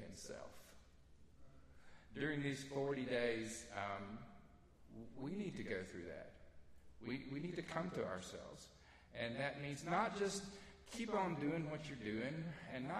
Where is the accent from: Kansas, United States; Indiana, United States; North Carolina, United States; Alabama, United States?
Alabama, United States; North; I'm from North Alabama